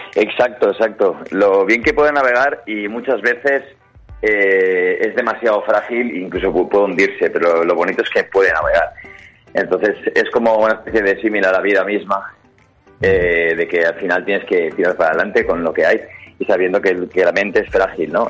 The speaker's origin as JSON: {"language": "Spanish", "town": "Gandia", "region": "Valencian Community", "country": "Spain", "said": "nosotros somos de Gandía"}